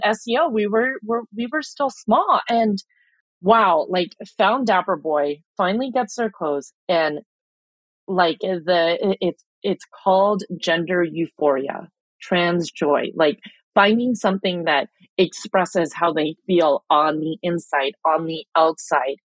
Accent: Chula Vista, California, United States; also born or lived in Philippines; I'm like diehard Chula Vista

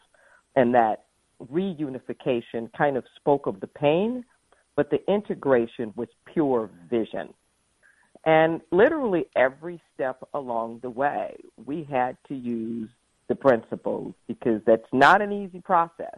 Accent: Los Angeles, California, United States; moved away as an adult; now in Santa Cruz, United States; I was raised in the Los Angeles area

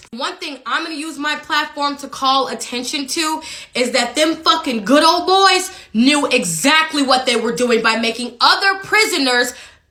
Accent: Jackson, Mississippi, United States; I grew up in Jackson, Mississippi. I have grandparents that own land in Jackson and Bolton, Mississippi.

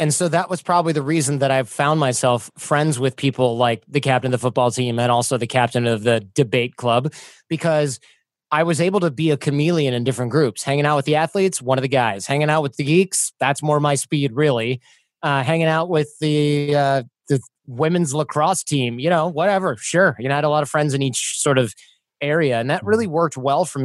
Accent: Michigan, United States; I grew up in Michigan

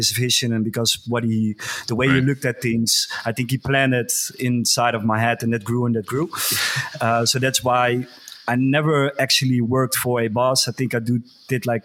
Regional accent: Geldermalsen, Gelderland, Netherlands; I grew up in a very small village. We had like 5,000 inhabitants, I think. It's called Geldermalsen

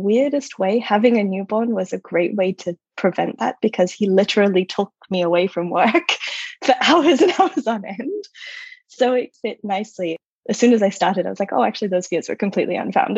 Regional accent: Australia; moved away as an adult; also born or lived in United States; I'm Australian originally. I lived for over a decade in the States

